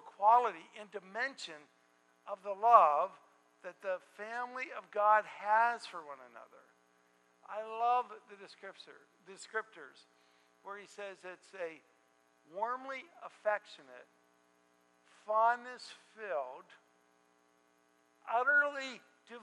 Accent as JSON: {"language": "English", "town": "Pittsburgh", "region": "Pennsylvania", "country": "United States", "said": "I am from Pittsburgh"}